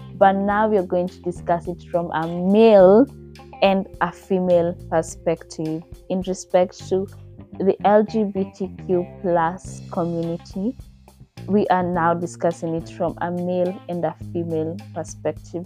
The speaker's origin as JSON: {"language": "English", "country": "Kenya", "said": "I'm from Kenya"}